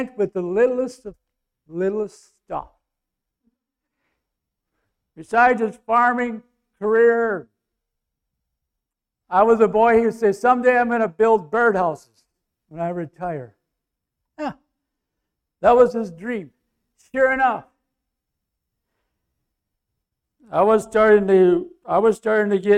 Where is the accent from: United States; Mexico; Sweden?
United States; North Bacon, Minnesota; North Bacon, my hometown